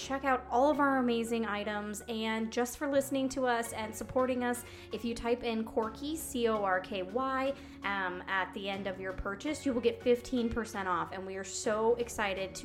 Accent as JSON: {"language": "English", "country": "Canada", "said": "We're Canadian"}